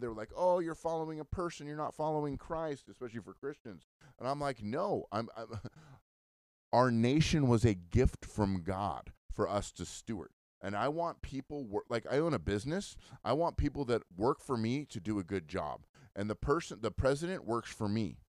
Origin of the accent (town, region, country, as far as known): United States